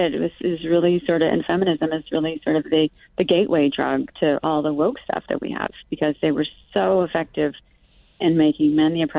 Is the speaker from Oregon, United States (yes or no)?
yes; Oregon, United States; I grew up in Oregon